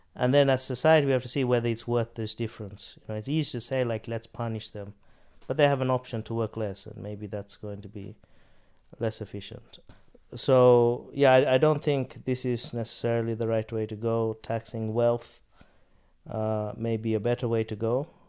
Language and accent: English; Australia; moved away; I grew up in Australia